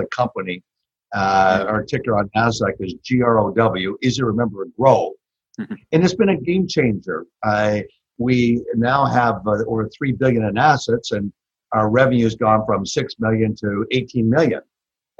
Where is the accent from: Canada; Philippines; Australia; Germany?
Canada; moved away as an adult; also born or lived in Toronto; now in Texas, United States; I'm originally from Canada. So tell by my accent. So I like to tell people I've been here 30 years in Texas. So I'm a Texcan.